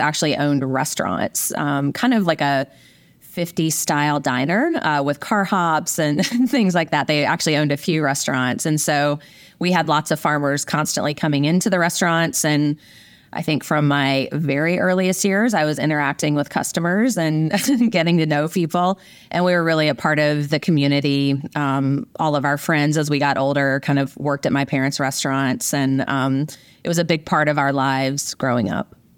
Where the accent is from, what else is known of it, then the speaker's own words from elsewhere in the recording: rural Virginia, United States; moved away as an adult; also born or lived in Midwest / Orange County, California; I grew up in a small farming community in rural Virginia